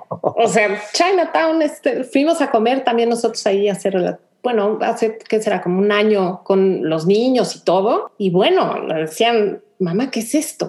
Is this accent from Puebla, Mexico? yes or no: no; Mexico City, Mexico; moved away as an adult; now in Houston, United States; yo como mexicana me pasó también un poco lo mismo, que en la Ciudad de México vives con un poco homogéneo